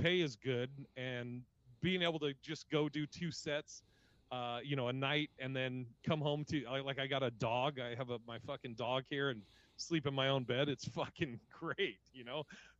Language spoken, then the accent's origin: English; Portland, Oregon, United States; also born or lived in Seattle; now in Las Vegas, United States; I grew up in Portland, Oregon, and kind of the Northwest. I lived in, before comedy, I lived in Seattle